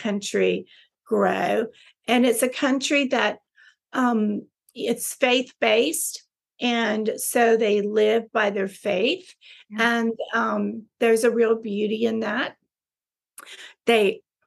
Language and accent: English; Texas, United States; moved away as an adult; also born or lived in Dubai / Philippines; I'm a Texan